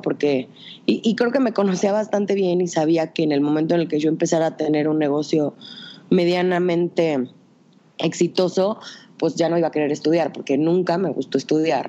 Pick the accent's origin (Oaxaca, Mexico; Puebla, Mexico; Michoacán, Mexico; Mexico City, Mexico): Puebla, Mexico; Tehuacán; Soy de Tehuacán, una ciudad muy chiquita, bueno, ni tan chiquita, pero este, una ciudad en el estado de Puebla